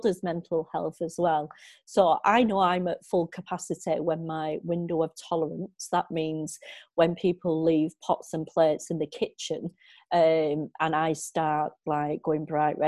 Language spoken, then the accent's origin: English; Walkden, North West England, United Kingdom; now in Bolton, United Kingdom; I grew up in Walkden, living at my grandparents every weekend